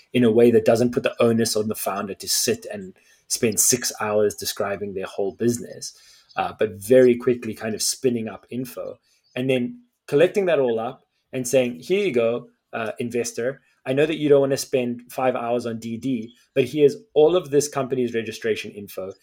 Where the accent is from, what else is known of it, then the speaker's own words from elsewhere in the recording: South Africa; as a South African